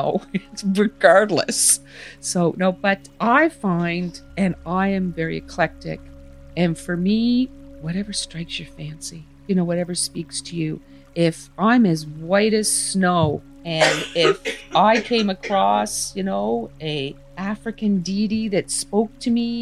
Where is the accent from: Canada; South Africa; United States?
Canada; as Canadians